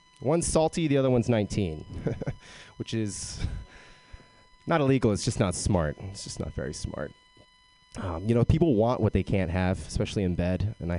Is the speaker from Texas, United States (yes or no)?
yes; Texas, United States; accent: Texas; Yeah, I am originally from Texas. I don't have a Texas accent, though, which kind of bums people out.